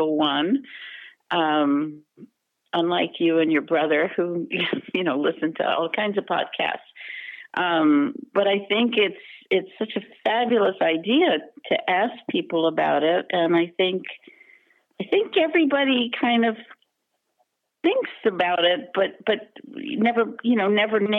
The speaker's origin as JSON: {"language": "English", "town": "Tampa", "region": "Florida", "country": "United States", "tie": "born or raised there", "moved": "as an adult", "lives_now": "Scottsdale, United States", "said": "I grew up in Tampa, Florida"}